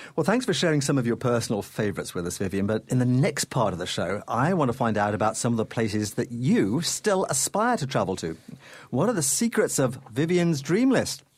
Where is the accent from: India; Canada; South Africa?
Canada; as a Canadian